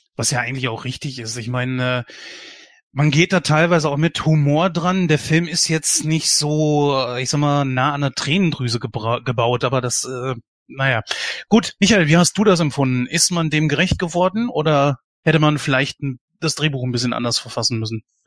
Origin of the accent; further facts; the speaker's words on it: Germany; bei uns in Deutschland